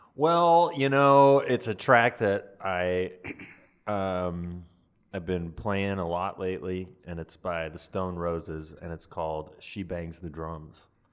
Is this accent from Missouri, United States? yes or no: no; Atlanta, Georgia, United States; moved away; my hometown of Atlanta, Georgia